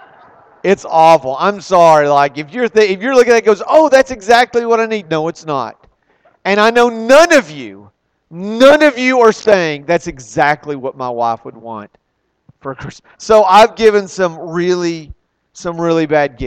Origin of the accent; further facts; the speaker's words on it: Texas, United States; I'm a guy from Texas